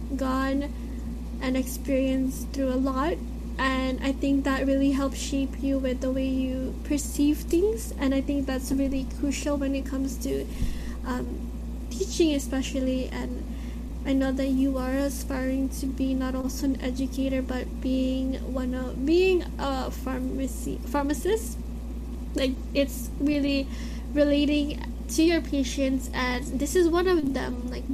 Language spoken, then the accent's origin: English; Philippines; And being Filipino and having to be also mixed is one thing that we sometimes take for granted